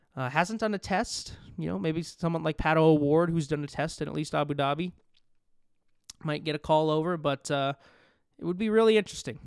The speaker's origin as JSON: {"language": "English", "town": "Las Vegas", "region": "Nevada", "country": "United States", "said": "I'm from Las Vegas. I live in Las Vegas"}